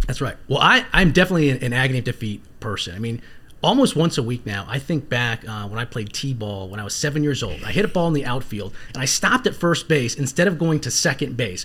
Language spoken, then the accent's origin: English; Northern Virginia, United States; also born or lived in South Carolina; growing up in Northern Virginia